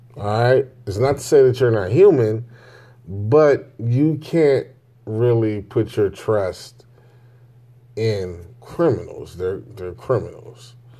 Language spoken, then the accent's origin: English; Chicago, Illinois, United States; I grew up in the Inglewood, um, I wanna say Inglewood, Gresham area